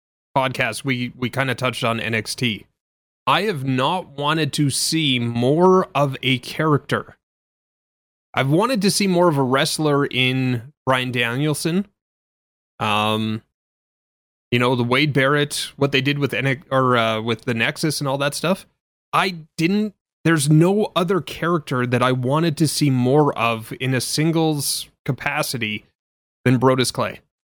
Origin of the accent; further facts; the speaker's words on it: Canada; Sorry, the 5 kilograms, because I'm Canadian, eh?